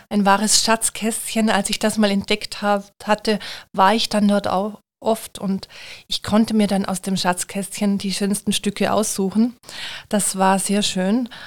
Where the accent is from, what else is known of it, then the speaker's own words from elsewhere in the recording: Austria; now in Germany; man hört es sicher schon bei meinen ersten Worten. Ich bin Österreicherin und ähm, bin aber vor gut 20 Jahren ins Saarland gekommen